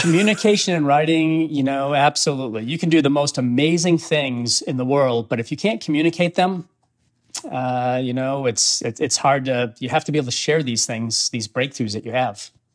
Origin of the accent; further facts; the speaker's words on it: Auburn, Maine, United States; moved away; I grew up in Auburn, Maine